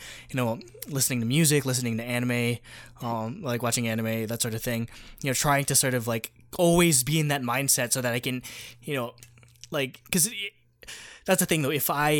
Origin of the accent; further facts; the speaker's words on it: New Jersey, United States; first language Tagalog; also born or lived in Brooklyn, New York; I was born in Brooklyn, I grew up most of my life in New Jersey